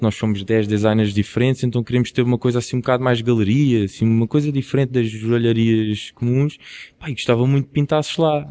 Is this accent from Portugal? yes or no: yes; Quinta do Anjo, Setúbal, Portugal; eu sou de Quinta do Anjo, que é perto de Palmela, perto de Setúbal